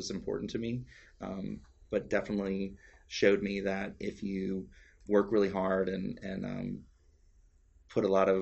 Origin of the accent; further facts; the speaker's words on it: South Louisiana, United States; moved away; I'm from South Louisiana and we were having a lot of hurricanes. It was around Katrina